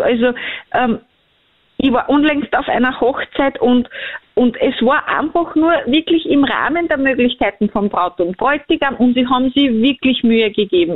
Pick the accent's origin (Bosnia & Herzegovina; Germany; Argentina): Bosnia & Herzegovina; moved away; ich komme ja ursprünglich aus Bosnien